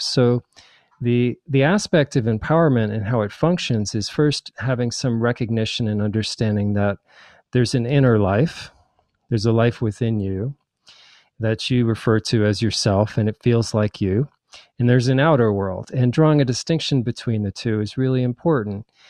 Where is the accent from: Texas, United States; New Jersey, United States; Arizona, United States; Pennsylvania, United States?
New Jersey, United States; also born or lived in New York / Nebraska / Hawaii / New Mexico; now in Asheville, United States; I was born in New York and raised in New Jersey